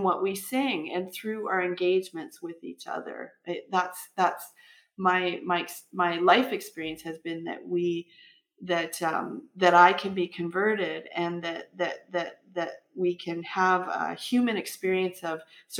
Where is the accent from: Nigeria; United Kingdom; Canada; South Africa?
Canada; I'm Canadian and I'm of European descent